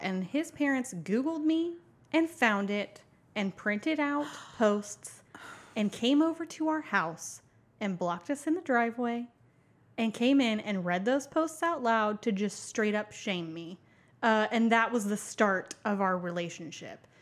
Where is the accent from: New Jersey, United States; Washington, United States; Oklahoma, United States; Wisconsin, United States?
Oklahoma, United States; Tulsa; I'm from Tulsa, Oklahoma